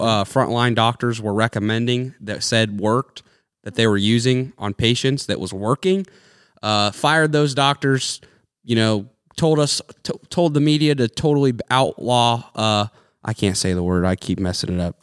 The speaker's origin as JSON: {"language": "English", "country": "United States", "said": "we as the American people"}